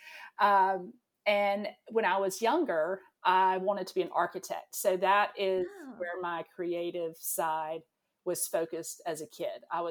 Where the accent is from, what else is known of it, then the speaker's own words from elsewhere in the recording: Jacksonville, North Carolina, United States; also born or lived in Emerald Isle, North Carolina; I grew up in Eastern North Carolina. We lived in a little town called Jacksonville